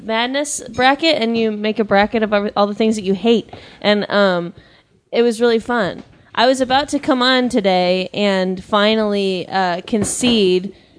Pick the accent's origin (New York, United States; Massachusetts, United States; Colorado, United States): Colorado, United States; Loveland; now in Los Angeles, United States; I was born and raised in Colorado. I was born and raised in Loveland.